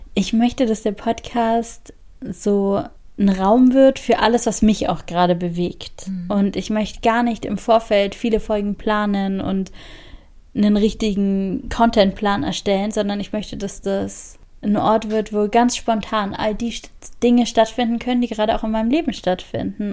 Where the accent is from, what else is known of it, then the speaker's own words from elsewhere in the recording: Augsburg, Bavaria, Germany; Ich bin in Augsburg geboren und groß geworden